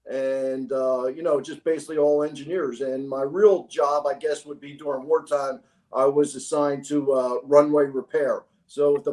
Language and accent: English; Philadelphia, Pennsylvania, United States; it's been my hometown my whole life, and it's a great city.